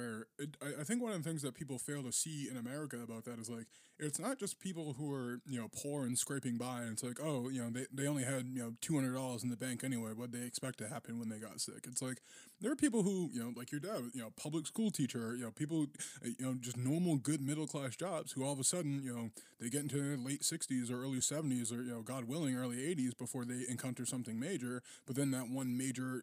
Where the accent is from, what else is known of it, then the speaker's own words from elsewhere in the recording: Boston, Massachusetts, United States; I only know the childhood of the greater Boston area